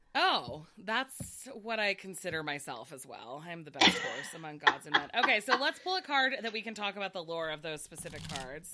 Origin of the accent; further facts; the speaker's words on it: United States; I was raised in the United States and have never been to Asia or lived in Asia